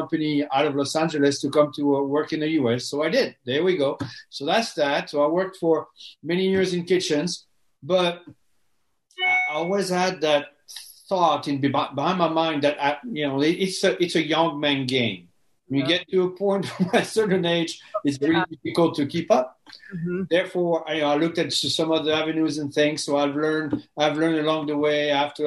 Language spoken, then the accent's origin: English; France; English is a second language; moved away as an adult; now in United States; I'm 100% French. I was born in France, born and raised. I came in the U.S. I was 27 years old.